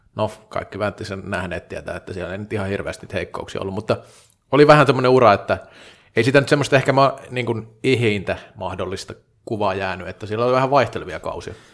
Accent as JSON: {"language": "Finnish", "town": "Vaasa", "region": "Ostrobothnia", "country": "Finland", "also_born_or_lived": "Tampere", "moved": "as an adult", "said": "kun olin parikymppinen, niin tota, Vaasassa ei salibändi pelattu. Sitten muutin Tampereelle"}